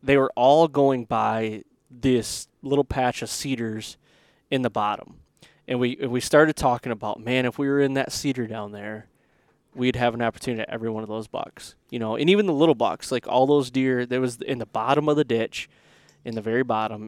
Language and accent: English; Michigan, United States; growing up in Michigan